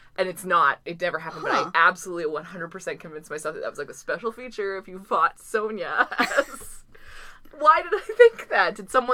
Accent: Pacific Northwest, United States; I always sound like I'm from the Midwest, but I've lived on the Pacific Northwest the whole time.

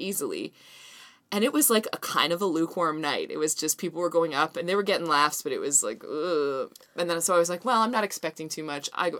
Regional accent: Vancouver, British Columbia, Canada; I'm from Vancouver.

